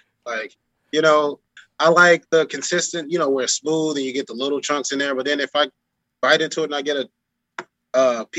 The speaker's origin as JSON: {"language": "English", "town": "Chicago", "region": "Illinois", "country": "United States", "also_born_or_lived": "Rochester, New York / Miami", "said": "I've lived in Rochester, New York, and lived in Miami for this, and I'm from Chicago. I go back and visit."}